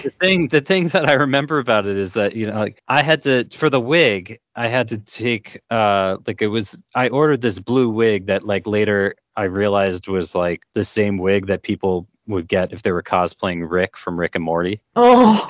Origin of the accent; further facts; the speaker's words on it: New York, United States; I grew up in New York